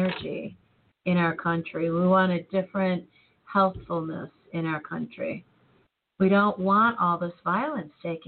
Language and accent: English; United States; I'm an American